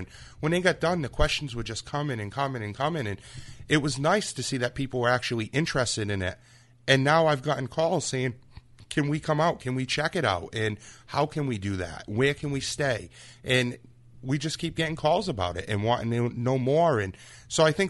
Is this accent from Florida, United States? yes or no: no; Freetown, Massachusetts, United States; growing up in the Freetown area